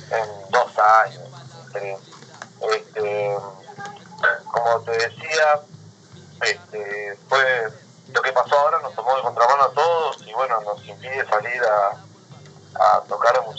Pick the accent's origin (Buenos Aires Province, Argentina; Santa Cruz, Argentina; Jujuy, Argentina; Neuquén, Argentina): Santa Cruz, Argentina; Caleta Olivia; also born or lived in Salta; Yo eh, nací en Salta, pero me crié en Caleta toda la vida.